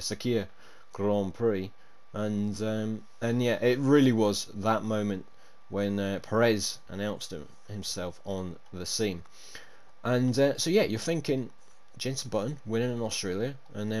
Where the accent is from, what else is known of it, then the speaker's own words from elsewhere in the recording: United Kingdom; as a Brit myself